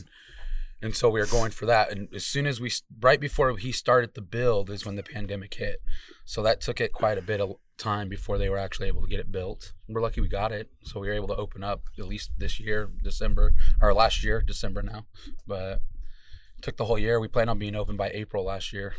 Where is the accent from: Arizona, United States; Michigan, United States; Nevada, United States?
Arizona, United States; Salt River; I'm from Salt River.